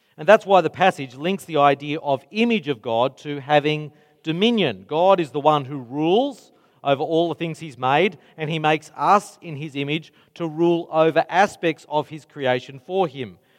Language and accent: English; Mount Druitt, New South Wales, Australia; I grew up in Mount Druitt